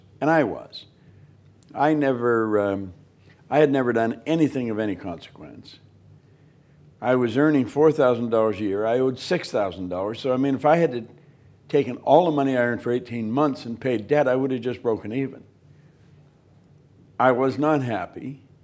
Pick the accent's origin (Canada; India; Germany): Canada; Toronto, Ontario; I'm from Toronto